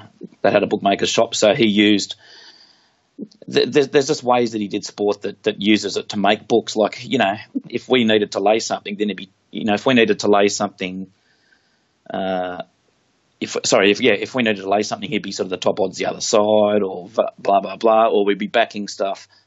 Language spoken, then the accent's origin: English; Central Coast, New South Wales, Australia; moved away as an adult; also born or lived in Darwin / Wollongong; I was from Central Coast, just an hour north of Sydney